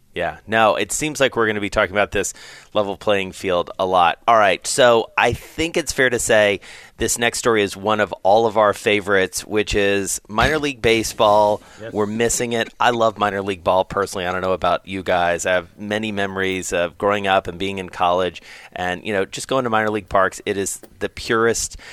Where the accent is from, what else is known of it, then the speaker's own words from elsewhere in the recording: the South, United States; moved away; I grew up in the South